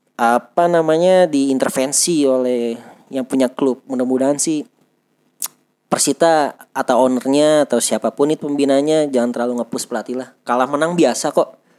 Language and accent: Indonesian; Tangerang, Banten, Indonesia; kami orang Tangerang